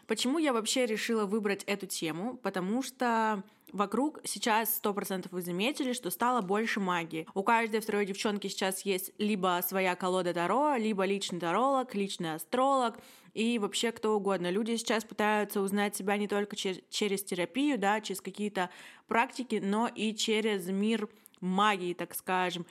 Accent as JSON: {"language": "Russian", "town": "Yekaterinburg", "region": "Sverdlovsk Oblast", "country": "Russia", "said": "мне 21, и я из Екатеринбурга"}